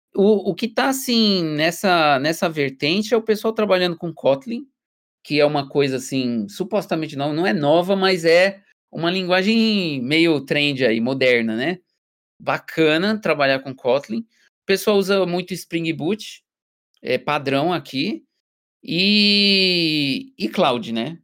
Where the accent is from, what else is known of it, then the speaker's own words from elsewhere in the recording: Brazil; moved away as an adult; now in Germany; eu sou brasileiro